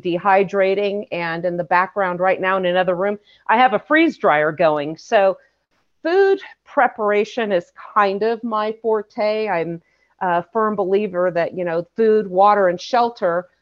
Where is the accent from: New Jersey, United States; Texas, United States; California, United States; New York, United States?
California, United States; I grew up in California